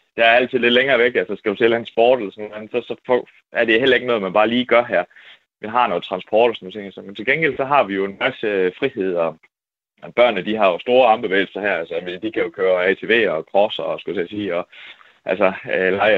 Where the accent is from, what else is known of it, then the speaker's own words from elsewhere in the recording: Vojens, Southern Denmark, Denmark; moved away; min gamle hjemby. Altså, øh, jeg boede i Vojens